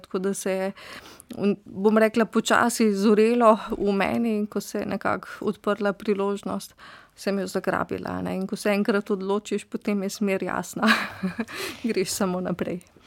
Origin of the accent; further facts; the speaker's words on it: Styria, Slovenia; also born or lived in Ljubljana; iz Štajerskih koncev smo bili tudi eh, domači polskavi, eh, v bistvu v bližini gozda pod znožjem Pohorja